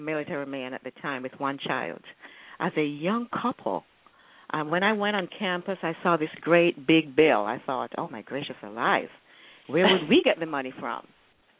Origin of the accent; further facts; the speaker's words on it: Jamaica; moved away as an adult; now in Alexandria, United States; I'm from Jamaica